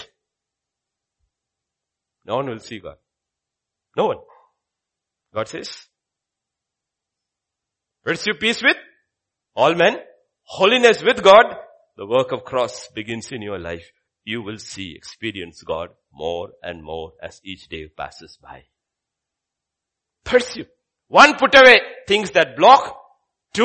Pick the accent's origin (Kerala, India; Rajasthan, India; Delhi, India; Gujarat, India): Kerala, India; now in Hyderabad, India; I'm from Kerala.